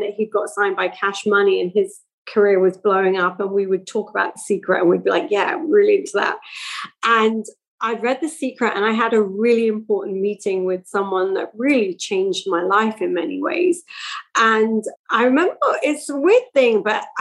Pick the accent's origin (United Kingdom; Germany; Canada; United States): United Kingdom; England; moved away; also born or lived in Milton Keynes; I grew up in England in the 70s and 80s.